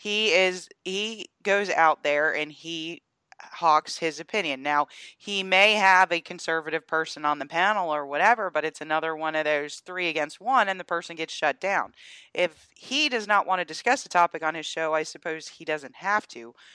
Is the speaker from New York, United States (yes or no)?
no; Georgia, United States; my home state of Georgia